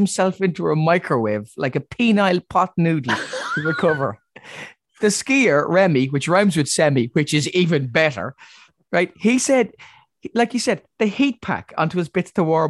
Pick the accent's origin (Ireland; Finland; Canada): Ireland; as an Irish person